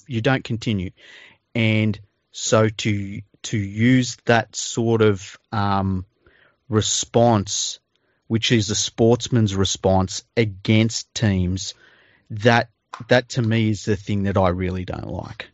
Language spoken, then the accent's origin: English; Sydney, New South Wales, Australia; I grew up in Mount Druitt